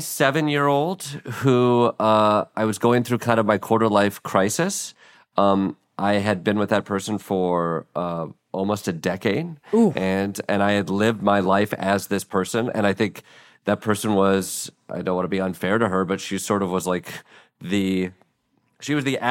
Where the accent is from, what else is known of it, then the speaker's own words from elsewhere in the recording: Midwest, United States; as a Midwesterner who is told you go to school to go to your next school so you can get a job